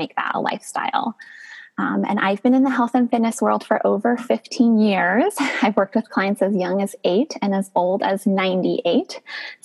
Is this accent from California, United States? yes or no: yes; Northern California, United States; I grew up in Northern California